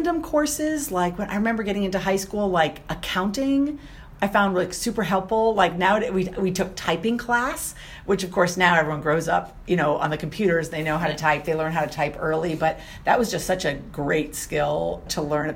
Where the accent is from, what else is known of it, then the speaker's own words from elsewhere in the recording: New Hampshire, United States; moved away as an adult; also born or lived in New Orleans, Louisiana; I grew up in New Hampshire